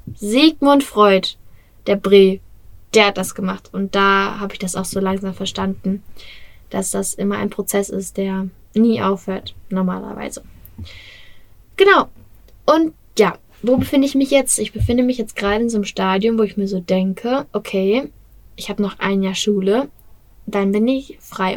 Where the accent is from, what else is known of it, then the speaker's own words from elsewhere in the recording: Bottrop, North Rhine-Westphalia, Germany; sei es in Bottrop, in meiner Heimatstadt